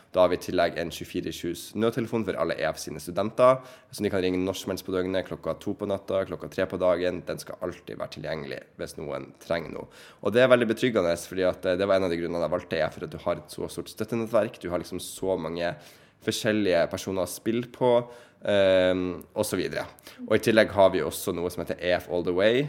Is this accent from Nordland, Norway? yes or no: yes; Bodø, Nordland, Norway; also born or lived in Ohio; Jeg er fra Bodø